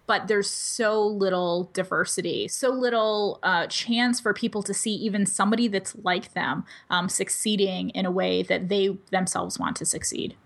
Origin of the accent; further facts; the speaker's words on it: United States; first language English; I speak English as a first language. I'm mostly abled. I grew up in the United States